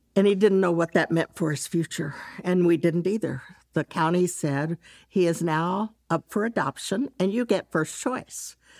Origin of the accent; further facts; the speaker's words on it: Dallas, Texas, United States; I'm from Texas, grew up in Dallas.